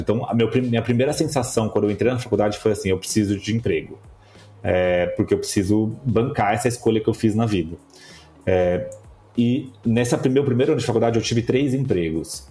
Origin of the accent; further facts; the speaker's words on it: Bauru, São Paulo, Brazil; moved away; Eu sou de Bauru, no interior de São Paulo. É... e quando eu, eu, morava em Bauru